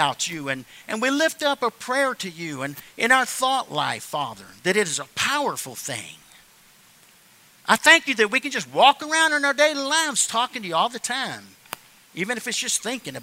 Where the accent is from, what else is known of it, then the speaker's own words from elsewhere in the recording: the South, United States; I'm just somebody from the South